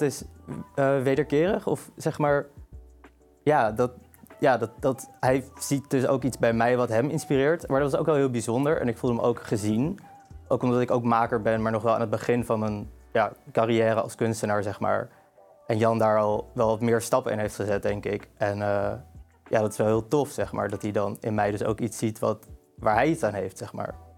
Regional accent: Amsterdam, North Holland, Netherlands; ik kom uit Amsterdam. Ik ben geboren en getogen Amsterdammer

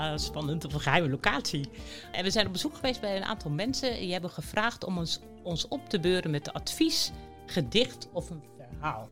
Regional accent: near Enschede, Overijssel, Netherlands; ik ben geboren in de buurt van Enschede

